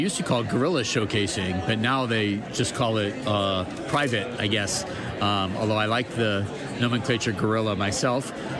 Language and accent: English; Albuquerque, New Mexico, United States; I am from Albuquerque, New Mexico, in the United States.